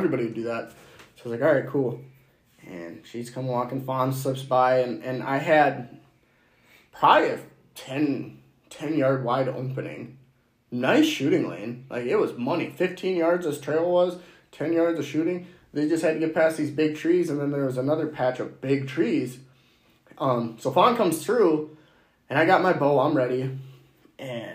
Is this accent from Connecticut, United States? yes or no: no; Minnesota, United States; We're from Minnesota